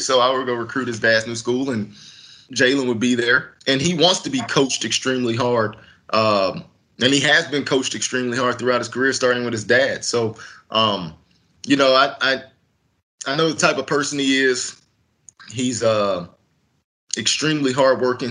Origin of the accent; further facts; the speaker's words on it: Texas, United States; moved away as an adult; also born or lived in Salt Lake City, Utah; I grew up in Texas